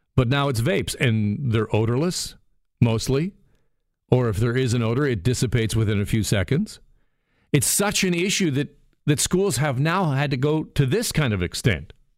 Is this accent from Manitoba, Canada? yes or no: no; Burlington, Ontario, Canada; from my hometown, the city of Burlington